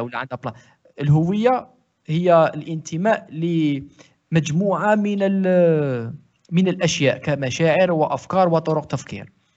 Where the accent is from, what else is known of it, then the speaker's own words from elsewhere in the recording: Algeria; انا جزائري فيها لمسه ميديتيرينيان فيها لمسه مغربيه